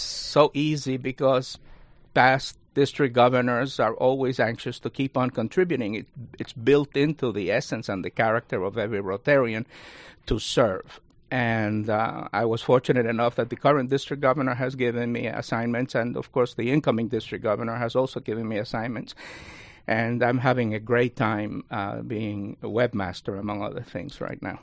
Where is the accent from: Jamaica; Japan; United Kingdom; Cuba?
Cuba; also born or lived in Spring Valley, New York; now in Rockland County, New York, United States; I was born in Cuba